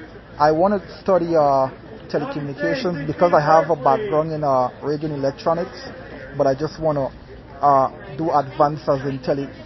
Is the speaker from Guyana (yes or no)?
yes; Georgetown, Demerara-Mahaica, Guyana; moved away as an adult; also born or lived in Texas; I was born and raised in Georgetown, Guyana.